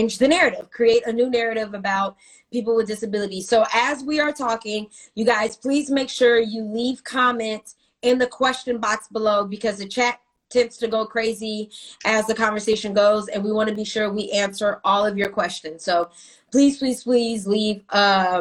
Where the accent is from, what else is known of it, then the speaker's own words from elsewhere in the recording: Stockton, California, United States; now in Los Angeles, United States; I'm from Stockton